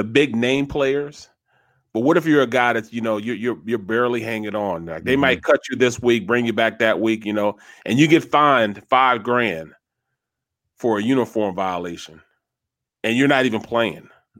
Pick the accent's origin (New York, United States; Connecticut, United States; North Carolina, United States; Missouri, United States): Missouri, United States; St. Louis; moved away as an adult; now in Philadelphia, United States; I'm from St. Louis, a big Cardinals fan growing up.